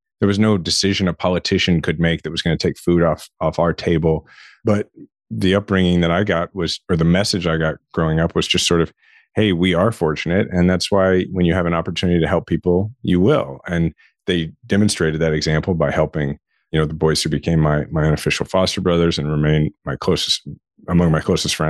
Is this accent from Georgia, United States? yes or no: no; Shawnee, Kansas, United States; I grew up in Shawnee, Kansas, which is, it's a suburb of Kansas City